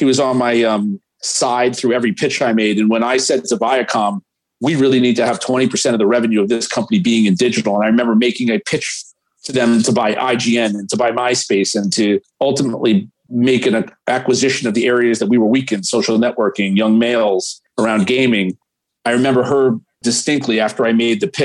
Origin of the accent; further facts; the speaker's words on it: New York City, New York, United States; New York City. Born and bred, 56th and between First and Sutton.